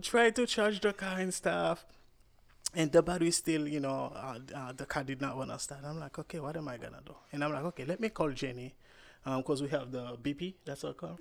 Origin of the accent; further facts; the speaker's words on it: Cap-Haïtien, Nord, Haiti; moved away; I'm Haitian